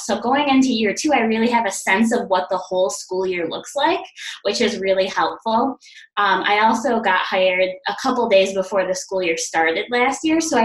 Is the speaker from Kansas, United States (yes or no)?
no; New York, United States; I am originally from New York and doing school counseling in New York